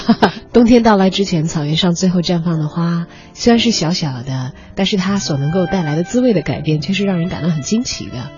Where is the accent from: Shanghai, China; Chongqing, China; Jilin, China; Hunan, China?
Chongqing, China; 我是来自于川渝一带的